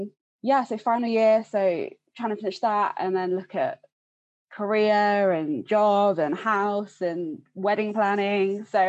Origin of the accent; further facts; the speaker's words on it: Hertfordshire, East of England, United Kingdom; moved away as an adult; also born or lived in Scotland; now in St Andrews, United Kingdom; I'm from Hertfordshire.